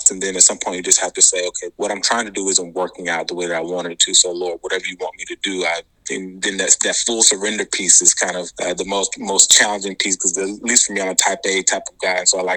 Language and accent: English; Atlanta, Georgia, United States; moved away as an adult; also born or lived in Boston; So I'm originally from Atlanta, Georgia, or ATL as we call it. Um, and I was there until uh, I left for medical school.